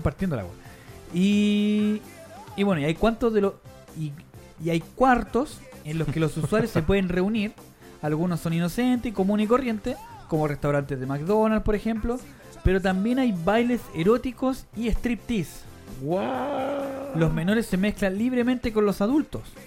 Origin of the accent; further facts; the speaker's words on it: San Miguel, Santiago Metropolitan Region, Chile; nosotros hemos dicho que somos de San Miguel